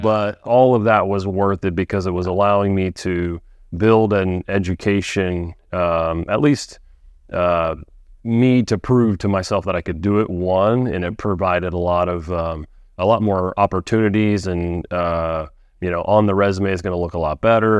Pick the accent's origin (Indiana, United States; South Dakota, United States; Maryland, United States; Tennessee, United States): Indiana, United States; Frankfort; I'm not from Lafayette, but pretty close, Frankfort, Indiana.